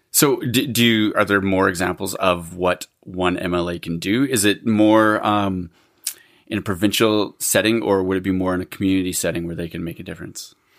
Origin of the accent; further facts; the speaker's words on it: Alberta, Canada; now in British Columbia, Canada; I grew up in Alberta and then I came here